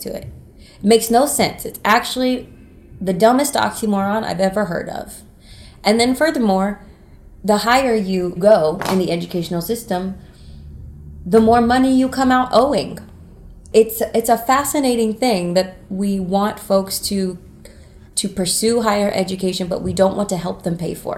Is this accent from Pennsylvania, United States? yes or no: no; North Carolina, United States; moved away as an adult; I'm from North Carolina, and I went to school for a very short time at Western